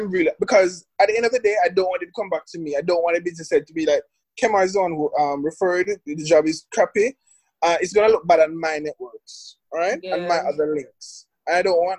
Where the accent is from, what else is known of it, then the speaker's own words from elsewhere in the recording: Jamaica; now in Kingston, Jamaica; I'm not from Kingston. And I'm a country boy coming down.